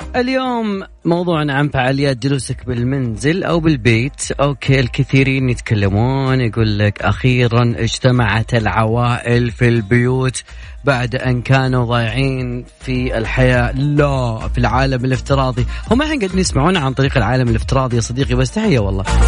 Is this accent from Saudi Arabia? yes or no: yes; Saudi Arabia; عندنا في السعودية